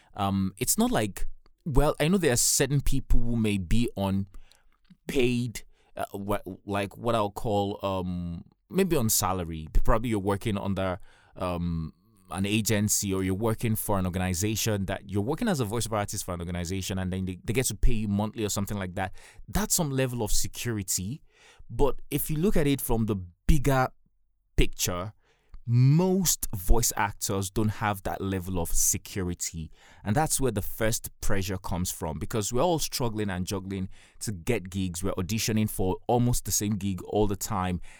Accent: Nigeria; I'm a Nigerian and I live in Nigeria.

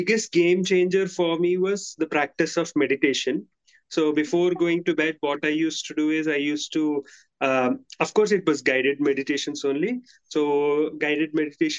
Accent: India; I'm from India

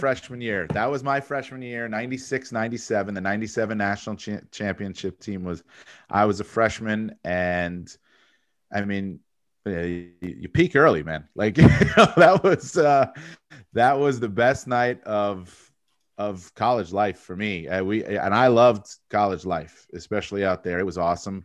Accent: Fair Lawn, New Jersey, United States; also born or lived in Tucson, Arizona; I grew up in New Jersey, Northern Jersey, where I live now. I live in a town, Fairlawn, New Jersey. It's where I grew up.

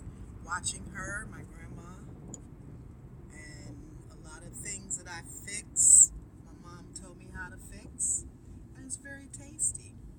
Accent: Cleveland, Ohio, United States; I've been here all my life. Okay. What part? Right here in Cleveland.

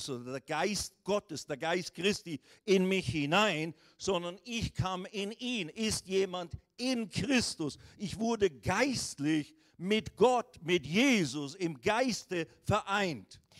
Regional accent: Riehen, Basel-Stadt, Switzerland; born there; aus, geboren in der Schweiz, Rauracher Straße 142, 41, 25, Rien bei Basel.

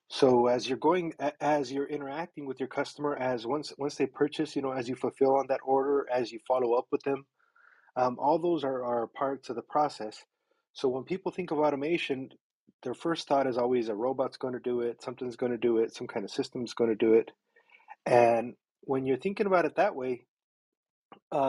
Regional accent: Mexico; moved away; I was born in Mexico, and my mom was always she was an entrepreneur. She ran a business out of her house, and so I grew up all around it

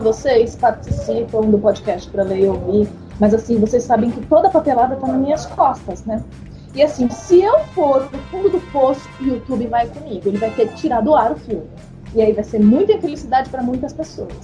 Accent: São Paulo, Brazil; sem ofender a minha terra

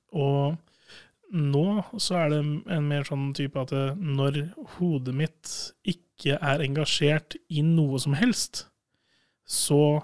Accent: Sandefjord, Vestfold, Norway; also born or lived in Hamar; now in Trondheim, Norway; hjemme i Sandefjord

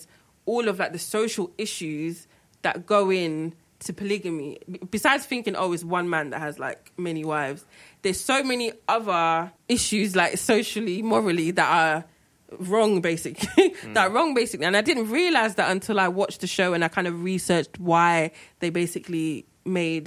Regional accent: Nigeria; being Nigerian, we all have, like, your granddad had, like, two wives or three wives or whatever.

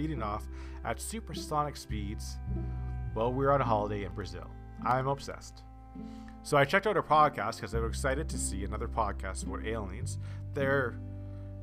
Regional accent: Canada; I'm from Canada

